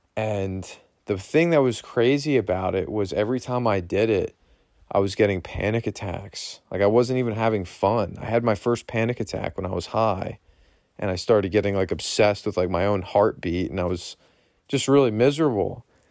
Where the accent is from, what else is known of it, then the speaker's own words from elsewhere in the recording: Berks County, Pennsylvania, United States; I was born and raised here in Berks County, Pennsylvania